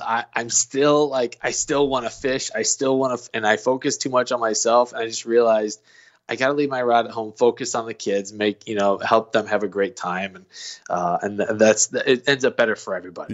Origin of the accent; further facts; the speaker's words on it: Illinois, United States; now in Missouri, United States; I grew up in Illinois